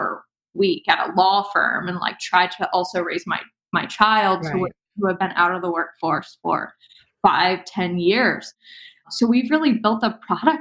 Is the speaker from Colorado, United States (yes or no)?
no; Cincinnati, Ohio, United States; moved away as an adult; move back to my hometown of Cincinnati